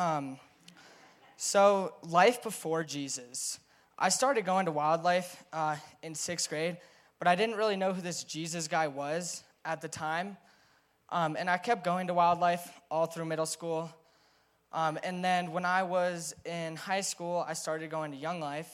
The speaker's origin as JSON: {"language": "English", "town": "Crested Butte", "region": "Colorado", "country": "United States", "tie": "born or raised there", "said": "growing up in Crested Butte"}